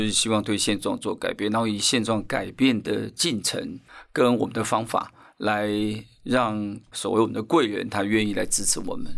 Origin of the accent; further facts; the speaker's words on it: Taipei, Taiwan; 因为我小学是在台北市是受教育的